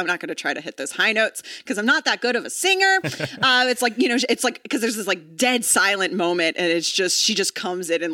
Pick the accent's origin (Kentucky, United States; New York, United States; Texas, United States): Texas, United States; moved away as an adult; also born or lived in Oklahoma; now in Los Angeles, United States; I'm from Texas. I went to college in Oklahoma. I lived the first 22 years of my life in tornado country